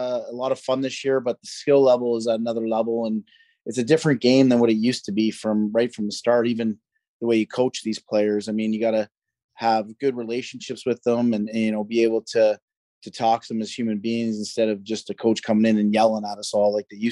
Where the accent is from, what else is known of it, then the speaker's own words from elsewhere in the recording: Peterborough, Ontario, Canada; I'm actually from Peterborough